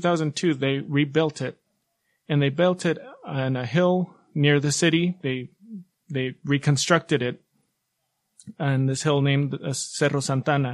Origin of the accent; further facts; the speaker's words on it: Guayaquil, Guayas, Ecuador; I'm from Guayaquil, Ecuador